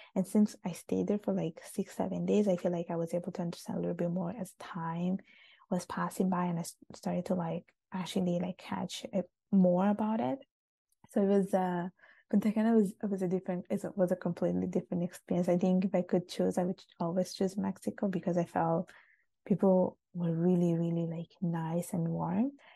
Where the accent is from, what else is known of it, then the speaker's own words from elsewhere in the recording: Sicily, Italy; English is a second language; moved away; also born or lived in United Kingdom / Montreal, Canada; when I was growing up in Italy and going to school there